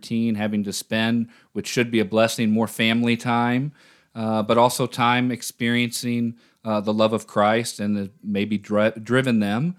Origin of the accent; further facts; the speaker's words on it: Louisville, Kentucky, United States; I grew up in the Orthodox Church. I'm originally from Louisville, Kentucky, or if you're a native, you say Louisville.